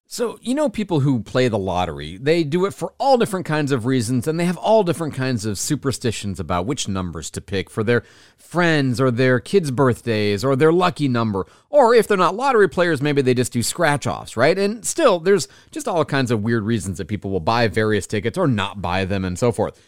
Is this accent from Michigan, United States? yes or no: yes; Michigan, United States; born and raised in Michigan